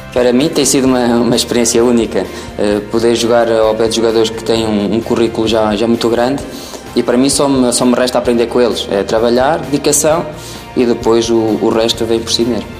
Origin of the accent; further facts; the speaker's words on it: Portugal; como português